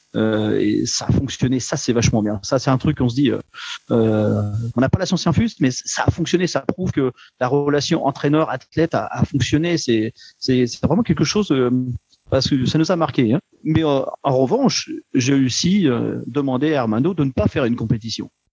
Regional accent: Le Havre, Normandy, France; now in Luxembourg; Je viens euh, du Havre

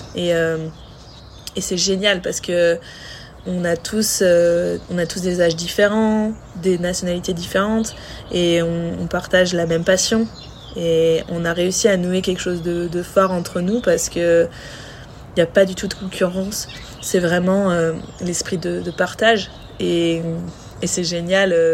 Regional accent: France; on est on est française, on était toutes les deux françaises

